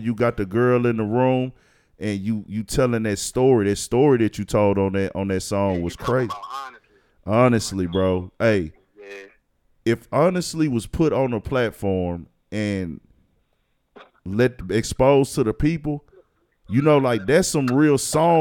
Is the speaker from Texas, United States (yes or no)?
yes; Houston, Texas, United States; We are from Houston